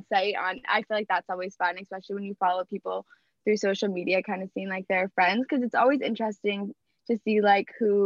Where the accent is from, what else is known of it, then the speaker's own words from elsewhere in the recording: Cape Cod, Massachusetts, United States; I'm from the Cape.